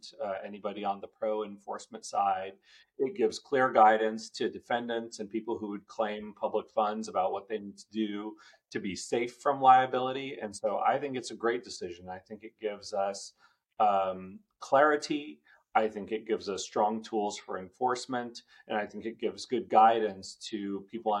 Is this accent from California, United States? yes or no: yes; Bay Area, Northern California, United States; also born or lived in India; I grew up in Northern California. My family immigrated in 1984. And we settled in the Bay Area